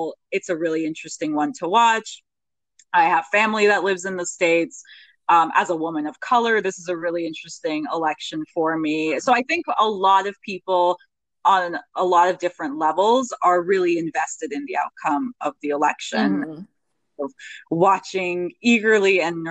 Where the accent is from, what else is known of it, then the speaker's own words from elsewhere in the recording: Canada; I'm a Canadian